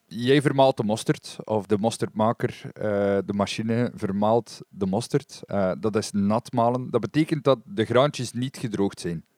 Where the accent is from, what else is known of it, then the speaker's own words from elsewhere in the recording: West Flanders, Belgium; bij ons in West-Vlaanderen